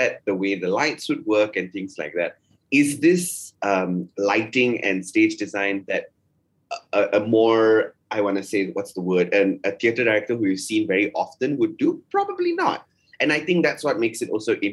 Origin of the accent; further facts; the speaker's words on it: Malaysia; us as a Malaysian audience